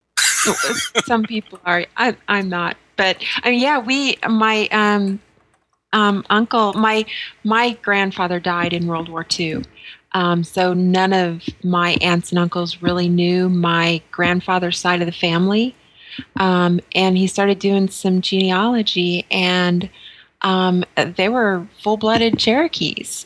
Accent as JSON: {"language": "English", "region": "New Mexico", "country": "United States", "tie": "born or raised there", "moved": "yes", "said": "I grew up in New Mexico, and I grew up right off the Navajo reservation"}